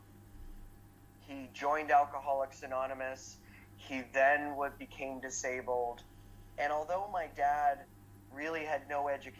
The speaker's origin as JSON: {"language": "English", "town": "Ottawa", "region": "Ontario", "country": "Canada", "tie": "born or raised there", "said": "I grew up in Ottawa."}